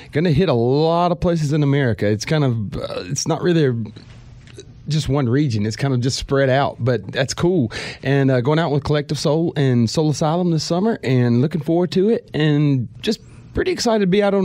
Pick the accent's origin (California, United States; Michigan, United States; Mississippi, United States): Mississippi, United States; We're from Mississippi